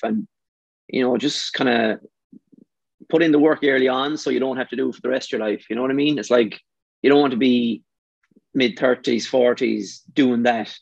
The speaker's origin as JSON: {"language": "English", "country": "Ireland", "moved": "as an adult", "lives_now": "Vancouver, Canada", "said": "I'm only from Ireland"}